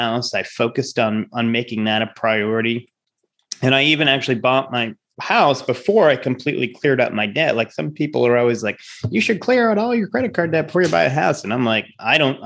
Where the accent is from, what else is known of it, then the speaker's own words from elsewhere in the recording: Rhode Island, United States; I'm from Rhode Island